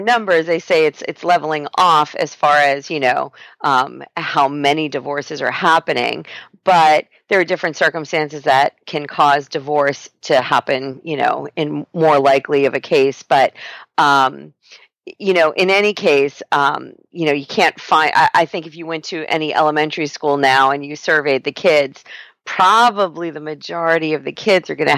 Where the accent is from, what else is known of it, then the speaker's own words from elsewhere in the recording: New York, United States; now in San Diego, United States; I'm a New Yorker